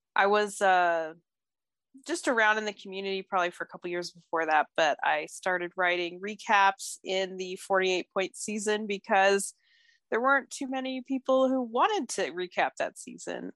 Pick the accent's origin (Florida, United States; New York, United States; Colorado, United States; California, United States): Colorado, United States; Denver; I'm from Denver, so I've always been a Colorado sports fan